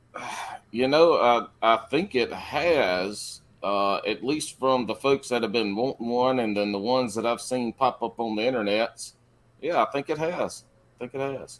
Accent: the Carolinas, United States; I'm more of a sand hiller where I'm from in the Carolinas, where I was born and raised, pretty much where I live now is the sand hills area.

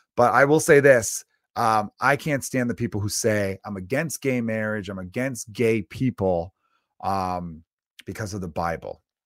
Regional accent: Chicago, Illinois, United States; moved away; I grew up in America. I grew up in Chicago

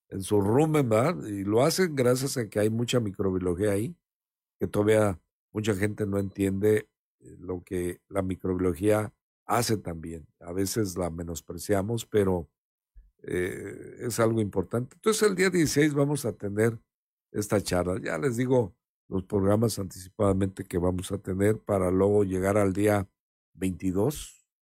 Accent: Mexico; porque pues si no nos ayudamos como mexicanos, entonces ¿qué pasa?

